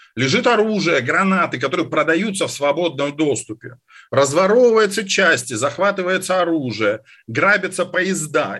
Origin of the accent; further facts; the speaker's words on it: Caucasus, Russia; moved away; я вырос на Кавказе